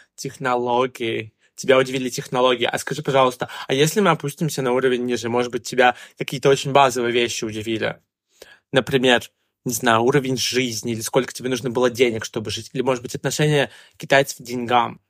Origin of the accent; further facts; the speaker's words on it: Russia; now in China; я россиянин